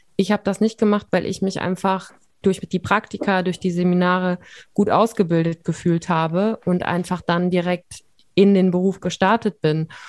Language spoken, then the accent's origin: German; Siegen, North Rhine-Westphalia, Germany; also born or lived in Bonn; Ich komme ja aus Siegen und habe dann in Bonn studiert